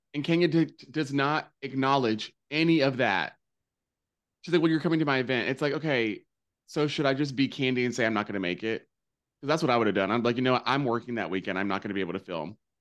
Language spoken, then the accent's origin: English; the South, United States; I grew up in the South. I'm made in the South.